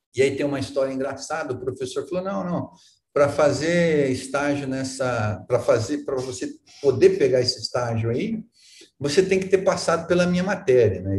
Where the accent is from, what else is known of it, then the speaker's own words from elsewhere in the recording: Arapongas, Paraná, Brazil; moved away; Eu sou de Arapongas. Aqui do norte do Paraná, nasci em Arapongas e depois morei em vários lugares, mas sou aqui do norte do Paraná